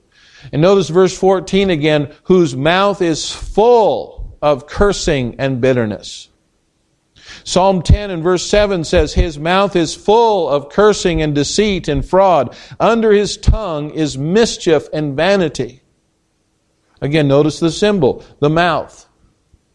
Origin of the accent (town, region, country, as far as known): United States